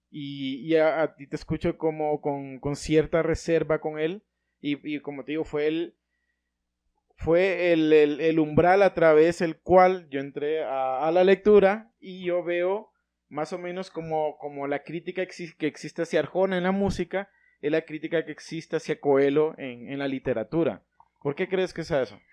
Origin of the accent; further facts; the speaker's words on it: Honduras; nacimos acá